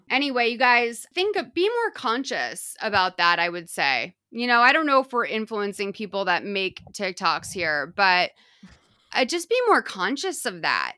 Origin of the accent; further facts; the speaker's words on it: Boston, Massachusetts, United States; moved away; You guys can still tell that I'm from Boston because of m, some of my vowel usage